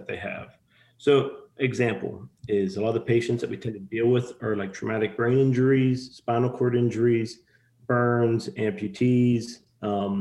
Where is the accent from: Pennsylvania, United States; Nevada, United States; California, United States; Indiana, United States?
Pennsylvania, United States; Pittsburgh; moved away as an adult; also born or lived in Ohio; now in Texas, United States; I'm from Pittsburgh, Pennsylvania, originally. Had lived up in the tri-state area, meaning like PA, Ohio, for majority of my life